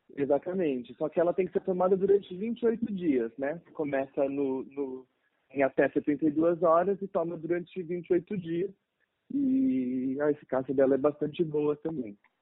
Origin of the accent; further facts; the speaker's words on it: São Paulo, Brazil; moved away as an adult; now in Pelotas, Brazil; sou paulista, mas atualmente estudo medicina na faculdade na Universidade Federal de Pelotas